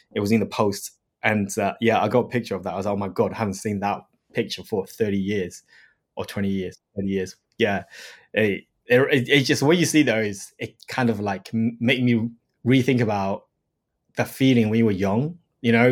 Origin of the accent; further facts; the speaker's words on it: Shanghai, China; moved away; I grew up in Shanghai, in China.